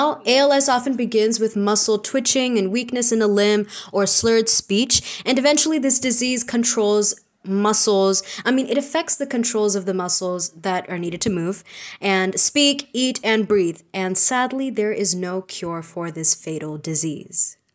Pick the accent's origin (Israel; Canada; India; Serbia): India; We are Indian postgrads in psychology